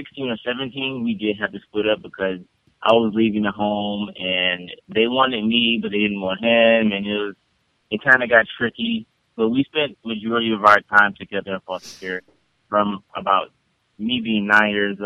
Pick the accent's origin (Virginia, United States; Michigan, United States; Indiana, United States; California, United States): Michigan, United States; Detroit; I'm from Detroit, and I grew up with both my parents until the age of 9 years old